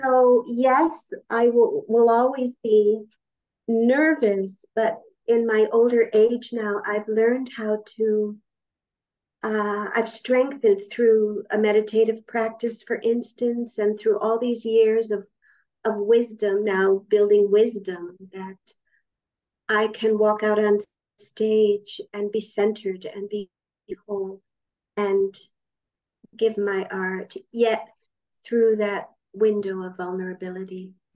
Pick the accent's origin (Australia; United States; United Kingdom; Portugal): United States; Rochester, New York; also born or lived in Vancouver; now in New York, United States; I was born upstate New York. I was born okay. in Rochester, New York